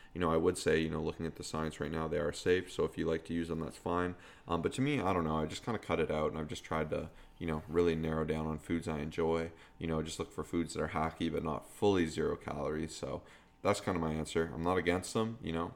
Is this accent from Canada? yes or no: yes; Canada; we're Canadian